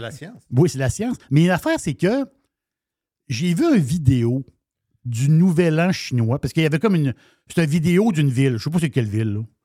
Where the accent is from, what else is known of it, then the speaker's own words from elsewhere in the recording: Quebec, Canada; nous autres, Québec, on est, on, on, on est Québécois